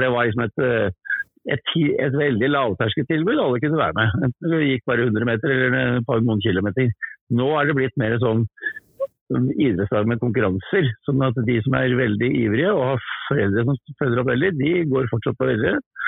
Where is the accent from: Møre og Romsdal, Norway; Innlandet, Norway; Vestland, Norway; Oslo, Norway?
Oslo, Norway; moved away; Jeg er født, født i Oslo